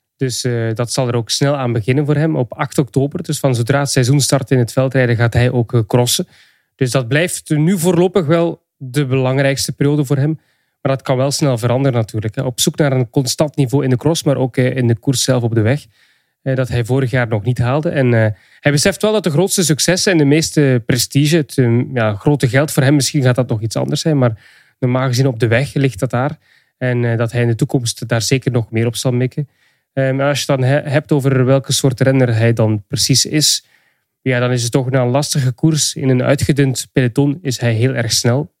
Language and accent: Dutch; Flanders, Belgium; Ik ben een Vlaming